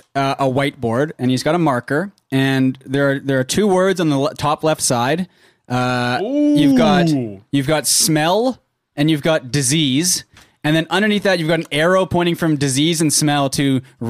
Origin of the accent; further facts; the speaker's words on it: Canada; well, we're Canadian, right?